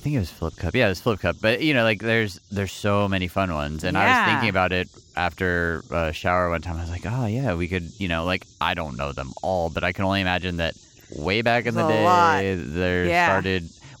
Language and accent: English; El Paso, Texas, United States; Growing up in El Paso, there was...